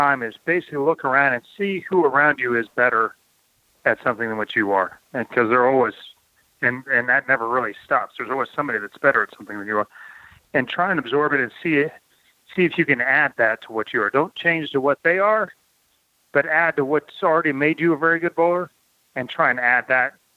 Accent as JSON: {"language": "English", "region": "Kansas", "country": "United States", "said": "I was from Kansas"}